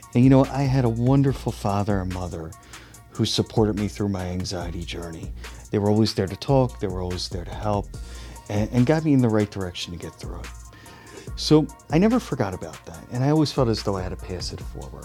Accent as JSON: {"language": "English", "town": "Philadelphia", "region": "Pennsylvania", "country": "United States", "said": "I'm originally from Philadelphia, Philadelphia region"}